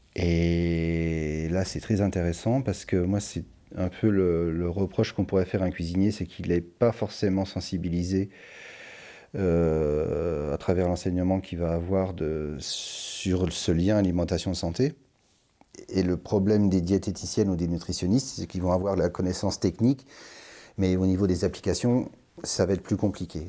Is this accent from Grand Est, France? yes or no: yes; Lorraine, Grand Est, France; moved away as an adult; now in Valliguières, France; je viens de Lorraine, mais euh, je suis installé depuis une quinzaine d'années dans le sud de la France. J'habite à Valiguière maintenant.